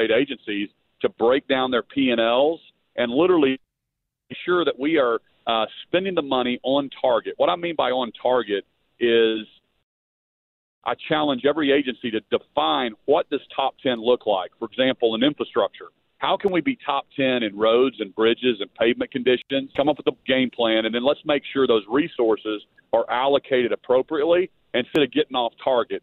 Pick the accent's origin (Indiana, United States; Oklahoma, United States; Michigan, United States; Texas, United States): Oklahoma, United States; Tulsa; now in Oklahoma City, United States; back in Tulsa. My family just moved to Oklahoma City, and so excited to be back in my hometown